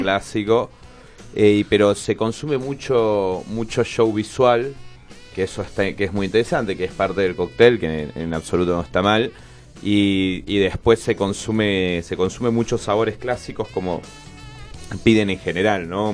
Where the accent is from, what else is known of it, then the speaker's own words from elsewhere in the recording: Córdoba, Argentina; also born or lived in Catamarca; now in Buenos Aires, Argentina; Yo nací en un pueblo que, se llama, que es Catamarca, en el norte del país, y después me crié en Córdoba